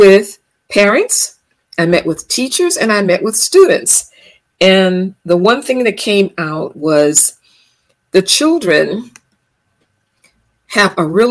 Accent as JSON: {"language": "English", "town": "Los Angeles", "region": "California", "country": "United States", "tie": "born or raised there", "said": "I was born and raised in Los Angeles, California"}